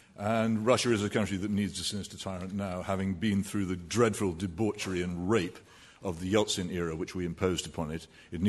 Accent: Malta; also born or lived in Great Britain; now in United Kingdom; I was born in Malta, a small island in the middle of the Mediterranean, but it was part of the British Empire then.

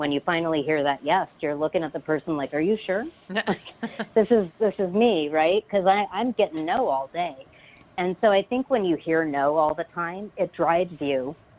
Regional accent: Los Angeles, California, United States; I am from Los Angeles, California.

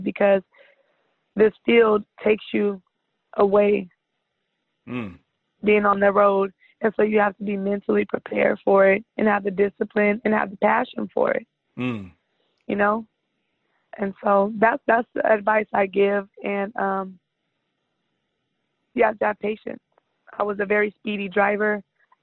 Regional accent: California, United States; I'm from California

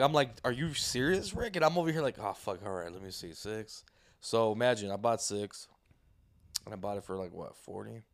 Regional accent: Santa Ana, California, United States; I was born in Santa Ana.

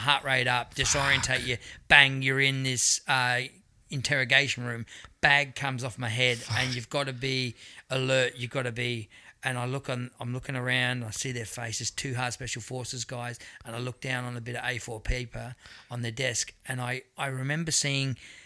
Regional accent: Adelaide, South Australia, Australia; I'm from Adelaide, you know, and more often than not, it's like, look out in the audience, and it's like, went to school with that person

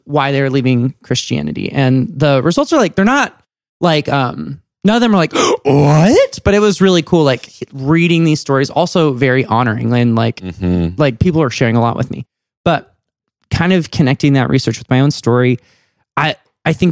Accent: Colorado Springs, Colorado, United States; moved away as an adult; now in Atlanta, United States; I grew up in Colorado Springs, super evangelical

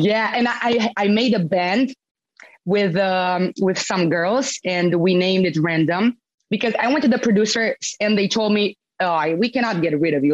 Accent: Romania; born or raised there; moved away

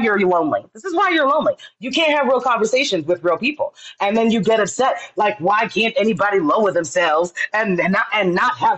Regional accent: United States; I'm American, but my family's from the Caribbean

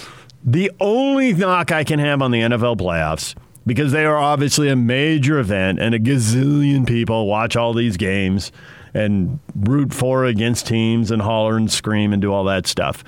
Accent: San Diego, California, United States; now in Utah, United States; When I was a kid in San Diego

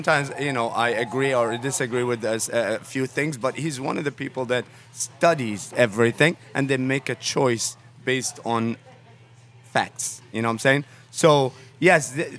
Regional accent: Egypt; also born or lived in Kuwait; I was born in Kuwait and grew up in Egypt a little bit.

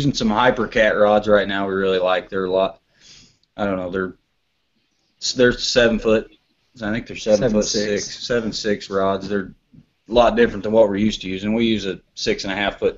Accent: Ravenwood, Missouri, United States; We're from Ravenwood, Missouri. It's a little town probably nobody's ever

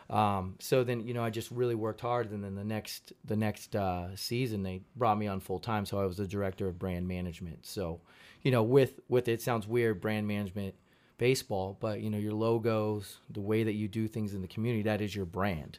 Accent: Modesto, California, United States; moved away as an adult; also born or lived in Fresno; Modesto is where I grew up

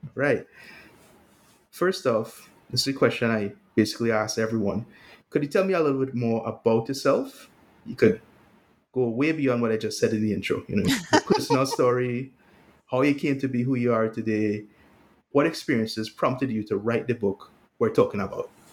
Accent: Trinidad & Tobago; I'm from the Caribbean myself. Um, I'm Trinidadian

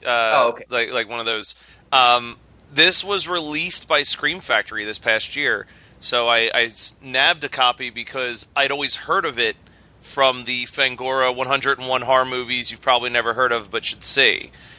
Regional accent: Rawlins, Wyoming, United States; I'm choosing this movie because it was filmed in my hometown of Rawlings, Wyoming

